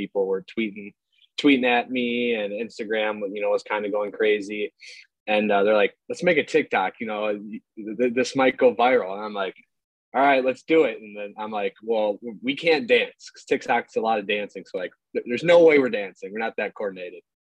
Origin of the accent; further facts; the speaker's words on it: Milwaukee, Wisconsin, United States; I grew up actually a Brewers fan because I'm from